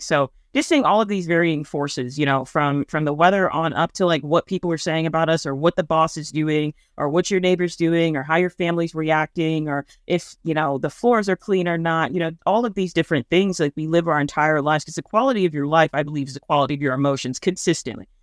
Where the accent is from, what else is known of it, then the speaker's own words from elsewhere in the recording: Midwest, United States; I'm from the Midwest